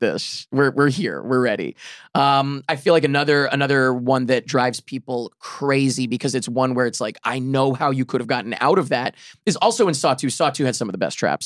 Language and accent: English; New York, United States; New York is home base. I'm from New York